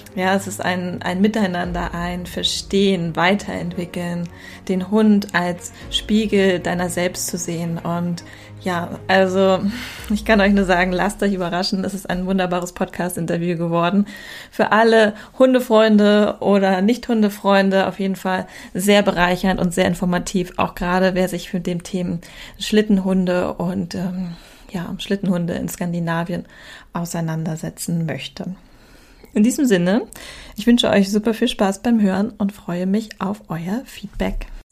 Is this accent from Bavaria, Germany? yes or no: no; Hamburg, Germany; ich bin ja selber in Hamburg aufgewachsen